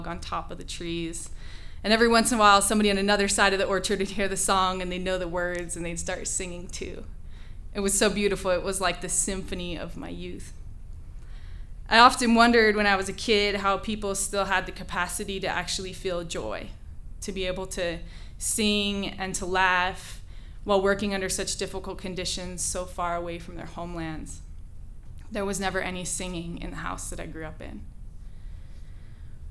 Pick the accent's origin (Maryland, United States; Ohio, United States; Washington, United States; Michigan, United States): Washington, United States; central Washington state, United States; I grew up in the middle of 80 acres of cherry trees in the vast agricultural landscape of central Washington state